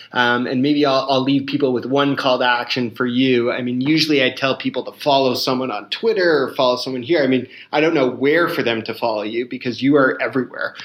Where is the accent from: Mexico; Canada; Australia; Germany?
Canada; as a Canadian